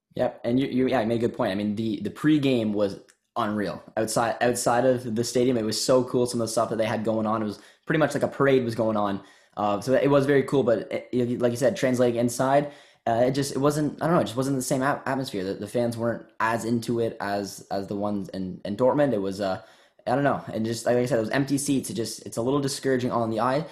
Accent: Canada; I grew up in Canada and a small town of two thousand people

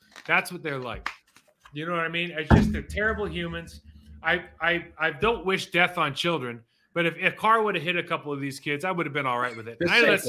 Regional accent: California, United States; now in Texas, United States; I used to be from California. I'm from Texas now.

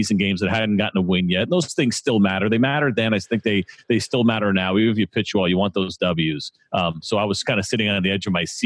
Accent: New York, United States; I grew up in the Northeast in New York, so just a couple of hours away

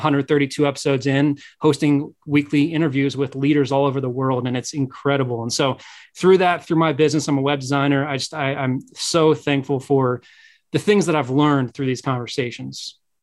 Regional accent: Midwest, United States; I'm from the Midwest

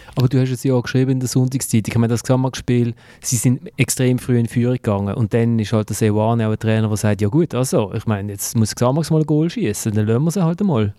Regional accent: Basel, Basel-Stadt, Switzerland; ich als Basler

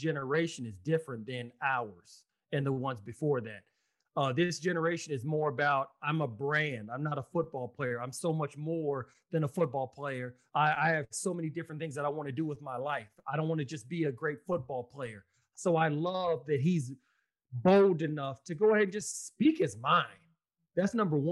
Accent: Austin, Texas, United States; Austin, Texas, my hometown.

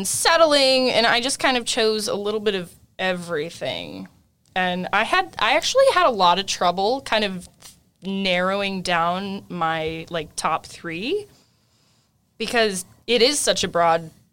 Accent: California, United States; moved away; I'm originally from California, and I have been here for a very long time, but California is very much in my blood

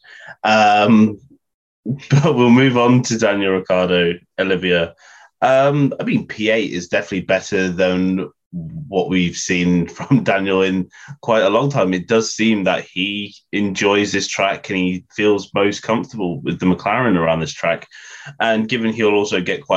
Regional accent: United Kingdom; as a British fan of the sport

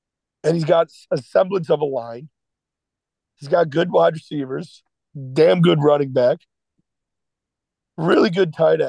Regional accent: Chicago, Illinois, United States; I started out as a Chicago Bears fan because I'm from Chicago.

